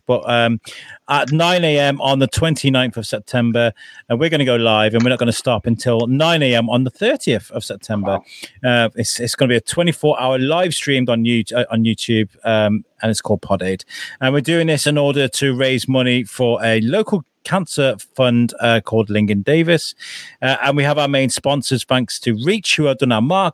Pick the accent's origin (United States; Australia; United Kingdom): United Kingdom; Wrexham, Wales; the town I grew up in North Wales, in Wrexham